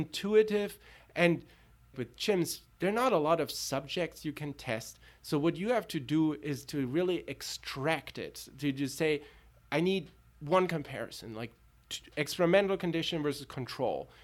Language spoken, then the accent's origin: English; Tübingen, Baden-Württemberg, Germany; moved away; also born or lived in Berlin; I grew up in Tübingen and Berlin